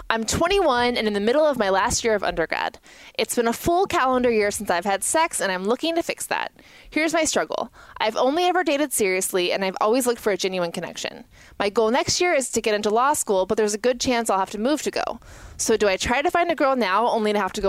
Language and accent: English; Thousand Oaks, California, United States; that is my home. That's my teen mall